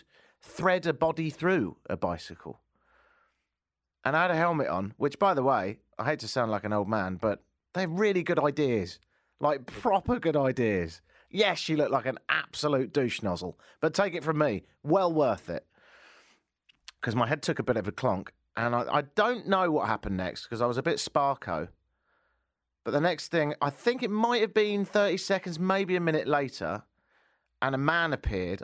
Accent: United Kingdom; now in Toronto, Canada; Because I'm British

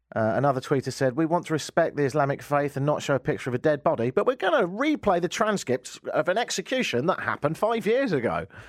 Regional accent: England, United Kingdom; moved away as an adult; now in Canada; I'm English

